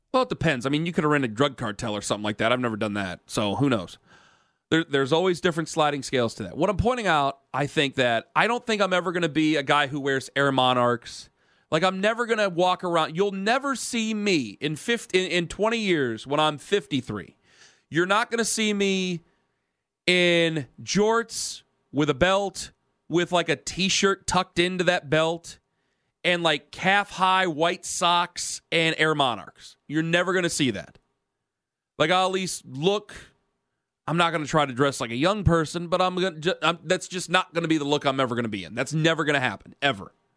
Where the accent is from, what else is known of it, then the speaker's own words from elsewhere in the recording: Ohio, United States; I'm from Ohio. I'm dying in Ohio.